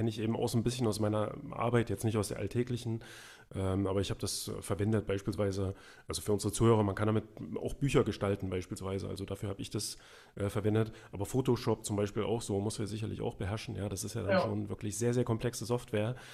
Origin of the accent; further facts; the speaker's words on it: East Germany, Germany; also ich bin ja im Osten aufgewachsen, also in der DDR. Äh, und da war die Schule auch noch ein bisschen anders, also auch die Grundschule.